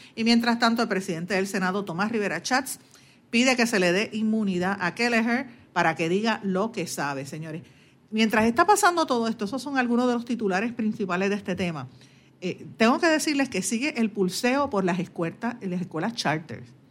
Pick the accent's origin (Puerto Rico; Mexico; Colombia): Puerto Rico; Guaynabo; yo soy de Guaynabo, natural de, de, de Guaynabo